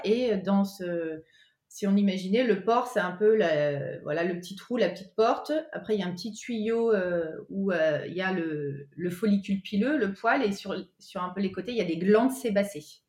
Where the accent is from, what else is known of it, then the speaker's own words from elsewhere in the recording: Cantal, Auvergne-Rhône-Alpes, France; je suis originaire d'Auvergne, du Cantal, plus particulièrement.